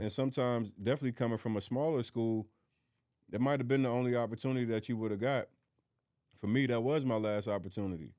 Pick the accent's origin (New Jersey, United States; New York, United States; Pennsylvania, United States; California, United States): Pennsylvania, United States; Philadelphia; moved away; My mindset from growing up in North Philly